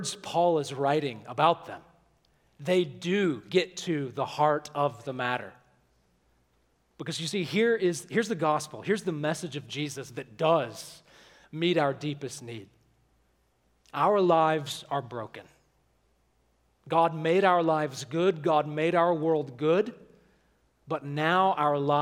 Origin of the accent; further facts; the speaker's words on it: Alabama, United States; where I grew up in Alabama